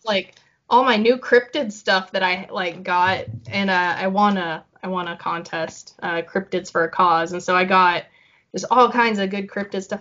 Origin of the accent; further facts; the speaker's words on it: Broken Arrow, Oklahoma, United States; I'm from Broken Arrow too